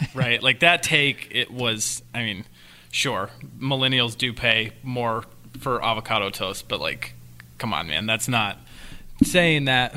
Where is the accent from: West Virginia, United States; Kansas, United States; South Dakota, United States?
Kansas, United States; I'm from the Midwest, Kansas